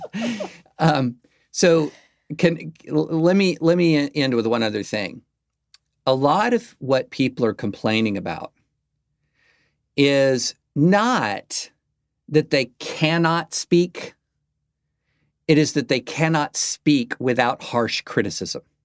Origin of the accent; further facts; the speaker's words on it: the South, United States; as a lifelong South, as a Southerner